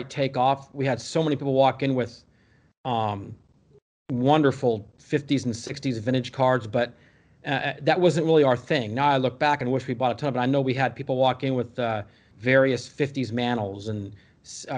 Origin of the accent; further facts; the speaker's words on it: California, United States; also born or lived in Skokie, Illinois; now in Dallas, United States; we moved to California when I was about five